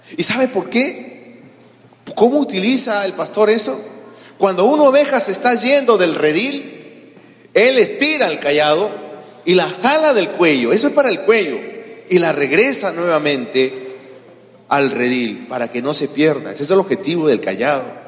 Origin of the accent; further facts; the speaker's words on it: Peru; eran los líderes nacionales de los testigos de Jehová en mi país